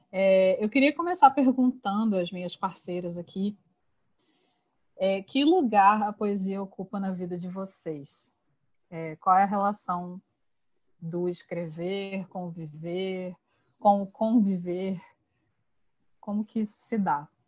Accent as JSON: {"language": "Portuguese", "town": "Campos dos Goytacazes", "region": "Rio de Janeiro", "country": "Brazil", "also_born_or_lived": "João Pessoa", "said": "Eu também sou de Campos do Itacazes, morei muitos anos em João Pessoa, amo demais aquela terra. E agora estou de volta aqui em Campos"}